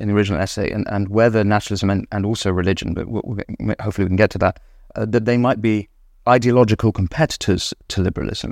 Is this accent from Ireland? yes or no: no; England, United Kingdom; as an Englishman